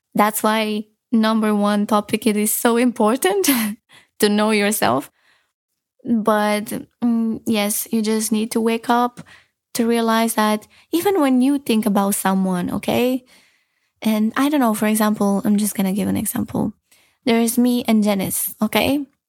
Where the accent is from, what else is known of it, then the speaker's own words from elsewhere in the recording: Romania; moved away; I'm from Romania